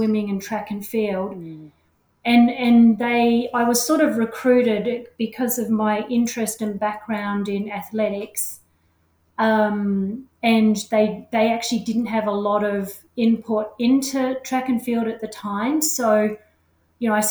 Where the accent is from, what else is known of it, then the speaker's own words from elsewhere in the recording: Australia; accent: Australian; moved away as an adult; now in Auckland, New Zealand; I am actually Australian. You can certainly hear that in my accent.